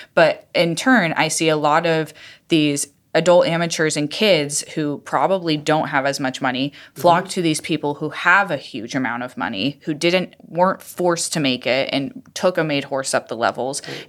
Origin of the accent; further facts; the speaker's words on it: Iowa, United States; moved away; I'm from Iowa